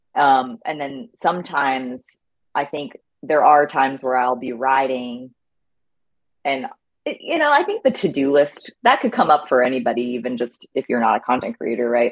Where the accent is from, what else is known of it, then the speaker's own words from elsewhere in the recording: the Poconos, Pennsylvania, United States; also born or lived in Ithaca, New York; now in Bentonville, United States; I grew up in Pennsylvania in the Poconos